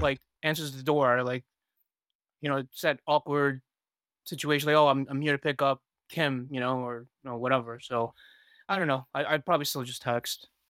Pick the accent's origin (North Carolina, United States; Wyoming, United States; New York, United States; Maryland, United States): New York, United States; New York City; also born or lived in Taiwan; I'm from Queens, New York